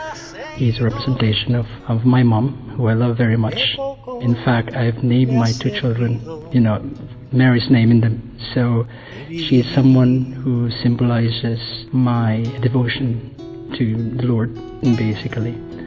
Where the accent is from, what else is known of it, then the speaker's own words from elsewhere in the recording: Philippines; I come from the Philippines. I'm 38 years old.